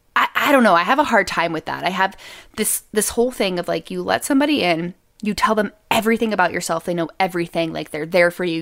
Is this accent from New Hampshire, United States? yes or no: yes; New Hampshire, United States; I grew up in New Hampshire